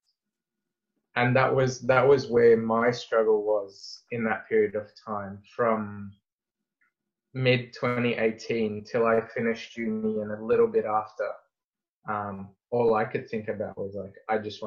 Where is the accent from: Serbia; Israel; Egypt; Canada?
Egypt; now in Australia; I'm very deeply rooted to Egypt and my love for my home country and my family and friends over there.